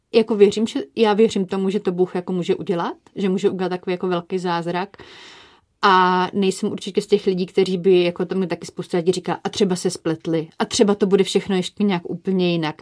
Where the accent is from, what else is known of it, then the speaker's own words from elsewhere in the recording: Brno, South Moravian Region, Czechia; my jsme z Brna